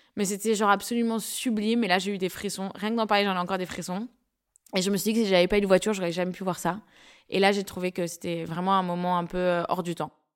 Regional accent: Paris, Île-de-France, France; Moi, je suis née à Paris

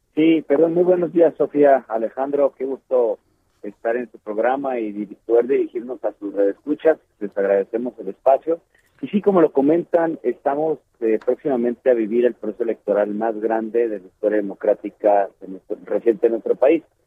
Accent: Mexico; nosotros como mexicanas y mexicanos

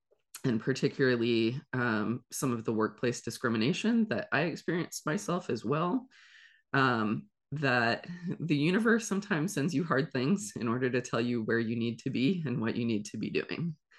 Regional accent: Ohio, United States; moved away as an adult; also born or lived in South Korea; So I am originally from Ohio and immediately after graduating college, went to school for psychology and English. I moved to South Korea

